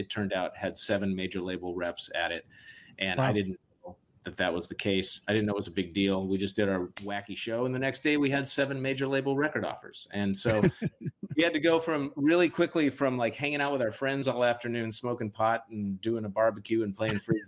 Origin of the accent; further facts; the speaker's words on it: Seattle, Washington, United States; also born or lived in Boston / New York; I need to go back home. I need to go to Seattle. Yeah. And I went home and the joy of reconnecting with my hometown